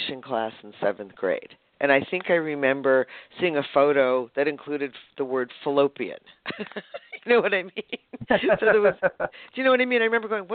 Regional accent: Boston, Massachusetts, United States; moved away as an adult; also born or lived in San Francisco Bay Area, California / northern Vermont; now in San Diego, United States; I grew up in Boston.

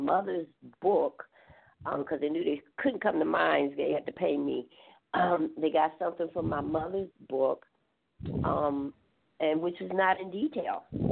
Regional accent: Grand Rapids, Michigan, United States; also born or lived in Detroit; I was born in Detroit, but actually raised in Grand Rapids, Michigan

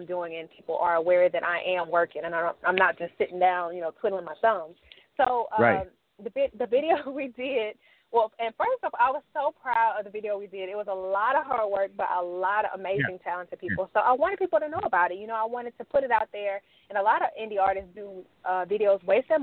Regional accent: La Marque, Texas, United States; moved away as an adult; now in Houston, United States; I'm actually from Lamarck, Texas. I don't know if you heard of it. It's by Galveston. So that's where I grew up, and I live in Houston now

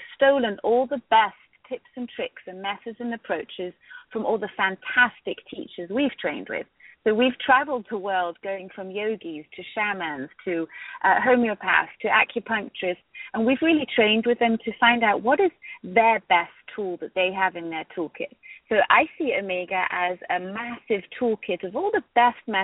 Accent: Austria; moved away as an adult; now in United States; I was raised in Austria

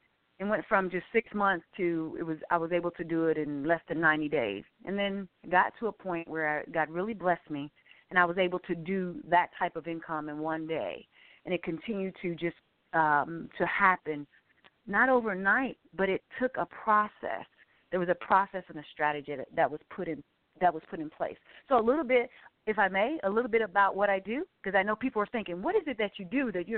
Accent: Arkansas, United States; I'm a country girl. I'm originally from Arkansas. Grew up, 12 children

